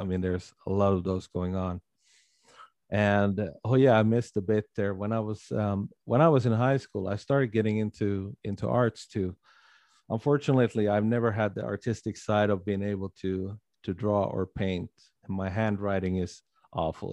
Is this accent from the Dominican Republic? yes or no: no; Sweden; living and growing up here in Little Sweden